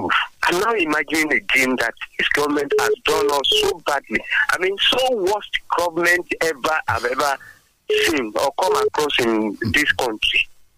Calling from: Abeokuta, Ogun State, Nigeria; Good morning. I'm … from Abeokuta.

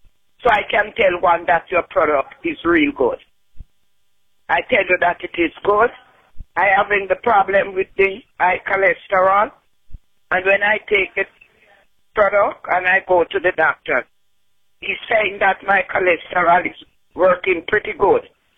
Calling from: Florida, United States; I am calling from Florida

